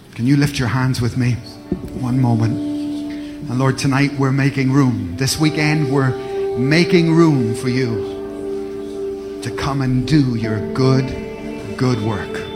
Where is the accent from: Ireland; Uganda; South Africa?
Ireland; also born or lived in Cardiff; now in Glasgow, United Kingdom; I'm, I'm from Ireland. I'm from Ireland. So many years ago, I was displaced. I was moved. I moved into Cardiff. I moved up to Glasgow